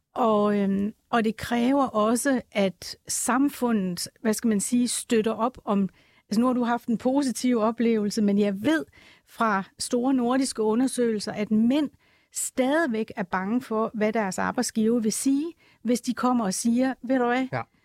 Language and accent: Danish; Jutland, Denmark; accent: Jutlandic; nu er jeg jyde, som man sikkert kan høre på min accent